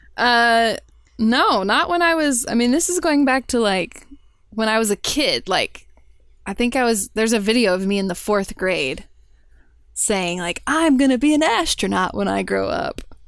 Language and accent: English; Houston, Texas, United States; I grew up in Houston.